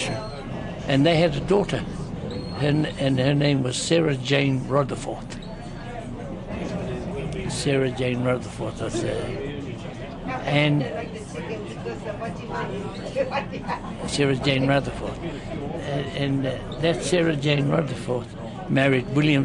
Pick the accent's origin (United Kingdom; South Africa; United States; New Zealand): New Zealand; I was brought up in Hawichi